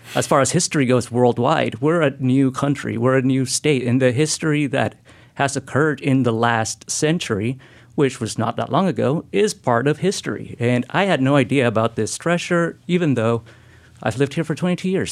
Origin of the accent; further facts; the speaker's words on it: Lima, Peru; now in Oregon, United States; I'm from Peru, uh, and we grew up in Lima